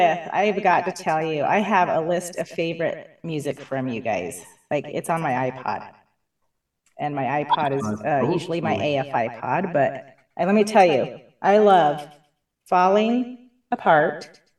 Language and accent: English; Helper, Utah, United States; also born or lived in Price, Utah / Kenilworth, Utah; Cousins live in Wellington. I was living in Helper. I was born in Price, living in Helper. So everywhere from Helper to Kenilworth.